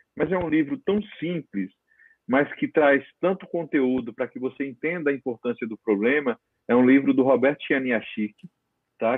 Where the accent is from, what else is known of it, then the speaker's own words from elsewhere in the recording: interior of Paraíba, Brazil; also born or lived in Natal; now in São Paulo, Brazil; minha mãe, que a família toda tinha farmácia no interior da Paraíba, eu sou paraibano, né? E eu fui criado dentro daquele vamos dizer, uma palavra que está bem moda, daquele ecossistema ali